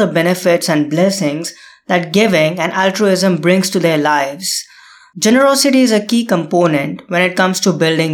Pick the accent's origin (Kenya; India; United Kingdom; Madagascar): India; India, my home country